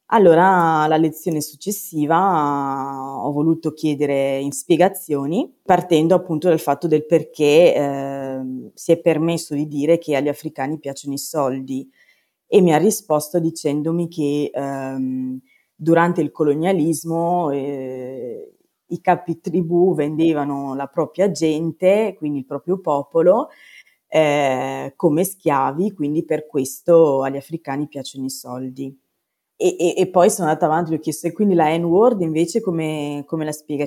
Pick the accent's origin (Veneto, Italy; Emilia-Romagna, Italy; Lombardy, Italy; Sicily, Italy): Veneto, Italy; Padua; sono di Padova